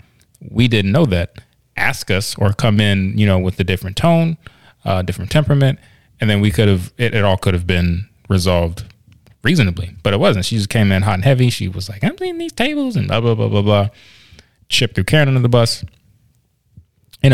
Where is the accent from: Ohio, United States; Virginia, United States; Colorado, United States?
Virginia, United States; I'm actually from Virginia, though. My dad's from Union County.